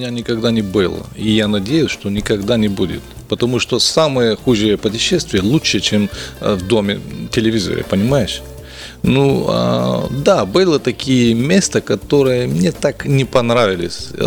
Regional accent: Bulgaria; Russian is a second language; ну, я из Болгарии, там история нормально, все. Образование было нормально.

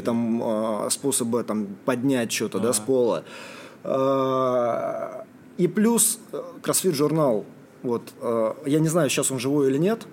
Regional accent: Morozovsk, Rostov Oblast, Russia; moved away; это был маленький город, где я рос, в Ростовской области

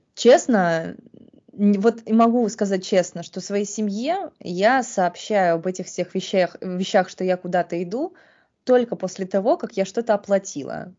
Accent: Saint Petersburg, Russia; я выросла в Санкт-Петербурге

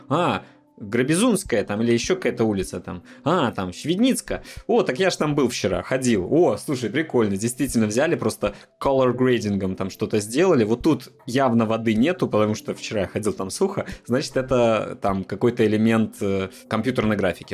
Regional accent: Minsk, Belarus; now in Poland; белорусы, живущие там в Минске

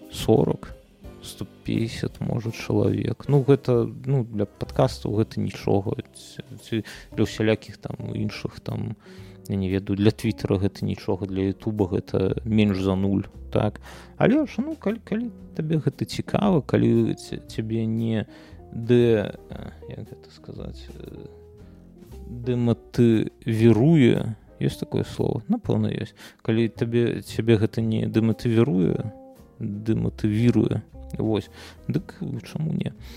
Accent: Belarus; мы беларусы

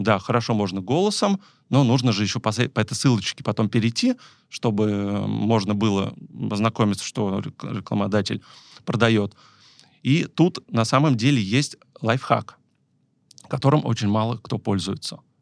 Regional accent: Tver, Tver Oblast, Russia; я сам из Твери

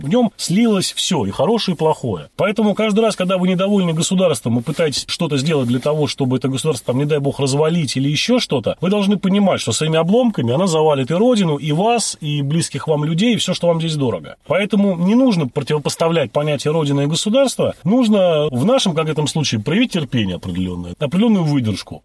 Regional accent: Saint Petersburg, Russia; я родился в городе Ленинград, вырос всю жизнь, да, вот город Ленинград, Санкт-Петербург

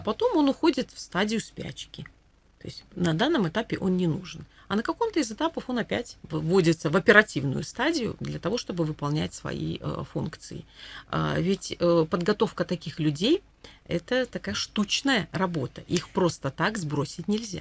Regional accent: Belarus

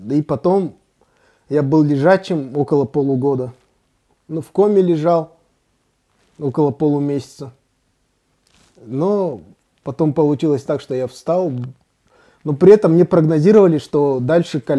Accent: Tashkent, Uzbekistan; also born or lived in Saratov / Kazakhstan / Saint Petersburg; Смотри, я родился в Саратове.

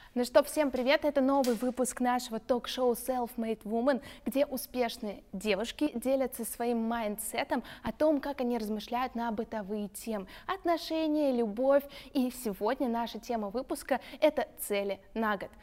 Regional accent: Voronezh, Voronezh Oblast, Russia; moved away; Мы с Викой тоже родом из Воронежа

